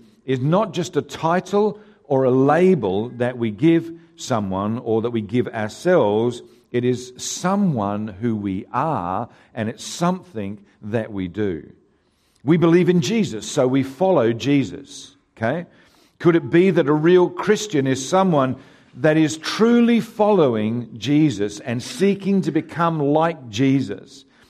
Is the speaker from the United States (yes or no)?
no; Haywards Heath, South East England, United Kingdom; born there; it's my goal to actually do a park run in the town that I was born in England, a town called Haywards Heath.